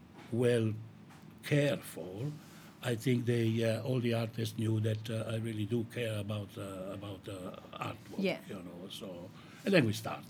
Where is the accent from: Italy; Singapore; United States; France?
Italy; moved away; a seafood restaurant that I grew up with in Italy